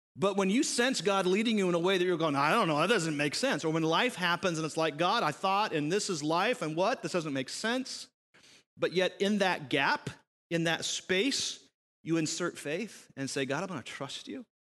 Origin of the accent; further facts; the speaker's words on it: United States